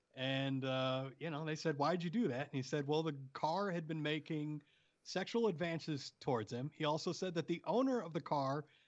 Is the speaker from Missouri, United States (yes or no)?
yes; St. Louis, Missouri, United States; one of the surrounding communities around where we're from. We're from St. Louis